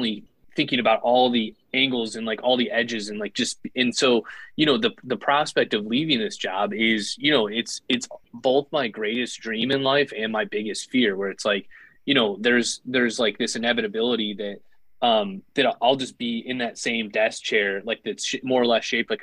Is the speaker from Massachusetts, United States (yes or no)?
no; Northern Indiana, United States; I'm from Northern Indiana.